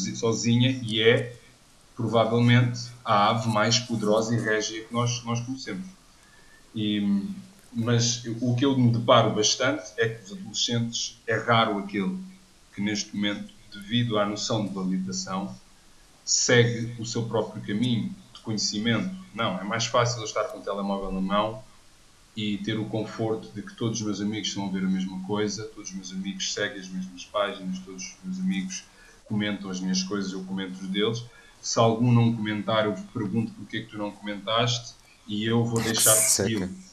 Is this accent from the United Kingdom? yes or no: no; Odivelas, Portugal; eu não vivo muito longe de onde eu cresci, em Anivelas